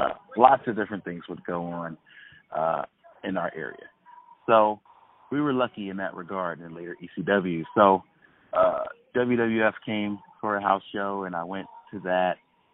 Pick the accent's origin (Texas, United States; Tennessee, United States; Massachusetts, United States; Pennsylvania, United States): Pennsylvania, United States; Philadelphia; growing up in Philadelphia